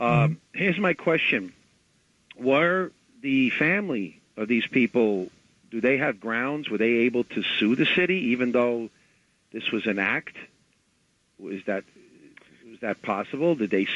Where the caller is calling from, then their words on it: Riverdale, New York, United States; Yeah, this is … from Riverdale.